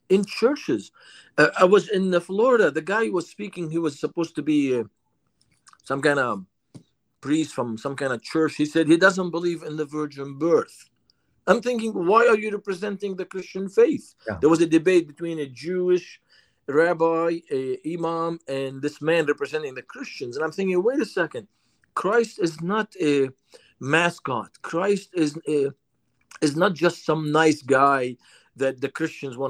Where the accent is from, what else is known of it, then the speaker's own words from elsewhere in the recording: Lebanon; English is a second language; now in United States; For me, growing up in Lebanon